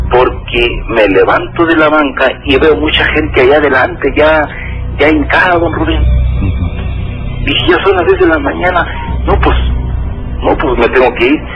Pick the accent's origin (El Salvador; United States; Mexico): Mexico; Jerónimo Hernández, Durango; Yo soy de Jerónimo Hernández.